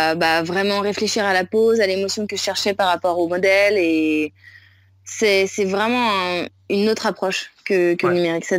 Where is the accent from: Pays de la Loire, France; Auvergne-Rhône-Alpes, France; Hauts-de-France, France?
Pays de la Loire, France; Nantes; moved away as an adult; also born or lived in Shanghai, China; now in Siargao, Philippines; je suis nantaise de base